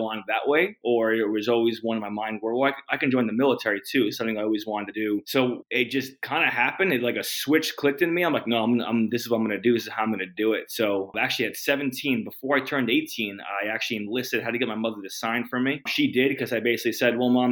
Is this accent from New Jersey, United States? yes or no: yes; New Jersey, United States; also born or lived in North Carolina / Germany / Oklahoma; So I'm from New Jersey, Northeast. When I was a kid, I did live like in North Carolina for a few, like 5 years, but I was young, moved back. back to New Jersey, went to high school in New Jersey.